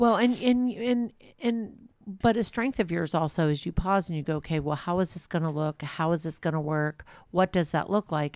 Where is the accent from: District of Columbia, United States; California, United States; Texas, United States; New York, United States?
California, United States; Walnut Creek; I'm from Walnut Creek